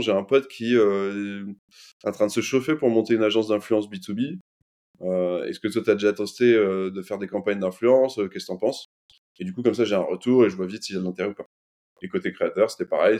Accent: Lyon, Auvergne-Rhône-Alpes, France; j'ai grandi à Lyon

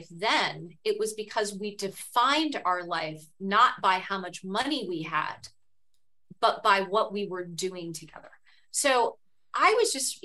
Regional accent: Cupertino, California, United States; I grew up in Cupertino, California, the daughter of a high school history

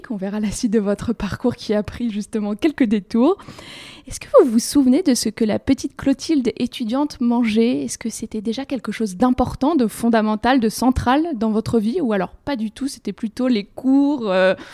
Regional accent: Courbevoie, Île-de-France, France; j'ai grandi à Courbevoie, euh, donc en toute proche région

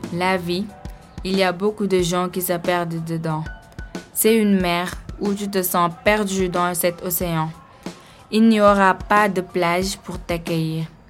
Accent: Dakar, Senegal; moved away; Quand j'ai quitté Dakar

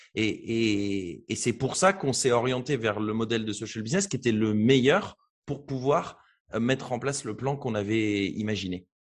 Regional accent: Beauvais, Hauts-de-France, France; Je viens de Beauvais, qui est une petite ville en Picardie

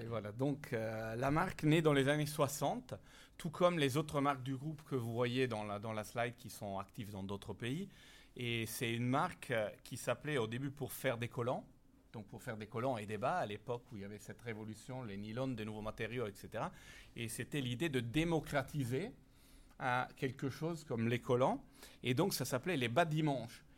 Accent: Italy; accent: Italian; French is a second language; moved away as an adult; also born or lived in Ireland; now in France; je suis italien

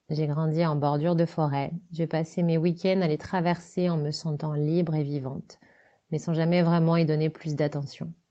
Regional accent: Centre-Val de Loire, France; now in Paris, France; je suis décoratrice et scénographe, je suis native du Loiret, j'ai grandi dans les forêts de Sologne et j'habite entre Paris et ma résidence secondaire dans les bois dans le 91.

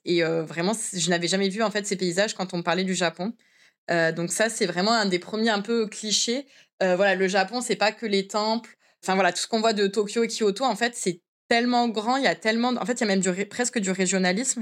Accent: France; moved away as an adult; now in Japan; en tant que Français

